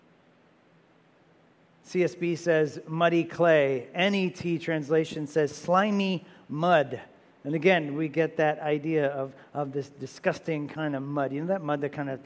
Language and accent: English; New Jersey, United States; We're also from New Jersey